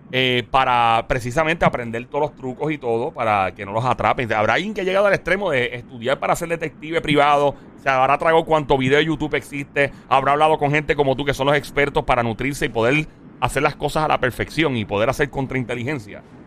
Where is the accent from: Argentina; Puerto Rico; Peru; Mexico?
Puerto Rico; Caguas; Cagua es mi pueblo